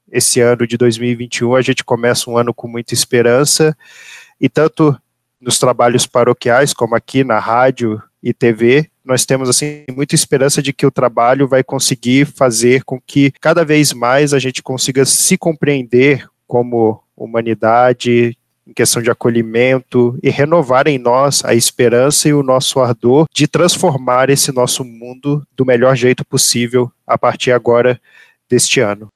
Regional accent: Petrópolis, Rio de Janeiro, Brazil; moved away as an adult; now in Pato Branco, Brazil; eu sou nascido ali em Petrópolis, nossa terra natal.

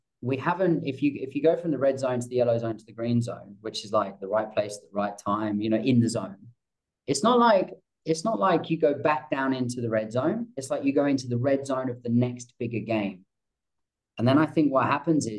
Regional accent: England, United Kingdom; I'm English

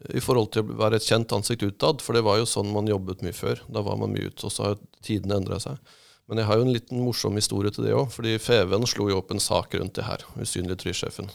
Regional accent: Drammen, Buskerud, Norway; moved away as an adult; also born or lived in Asker, Norway; now in Mandal, Norway; Jeg er fra, som jeg ofte sier, fra Asker og Drammen, eh, som jeg er oppvokst i.

